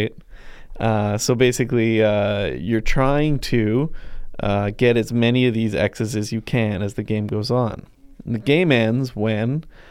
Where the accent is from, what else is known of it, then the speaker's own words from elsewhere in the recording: Ladner, British Columbia, Canada; moved away; Yep, that's my hometown. Population 10 to 15,000.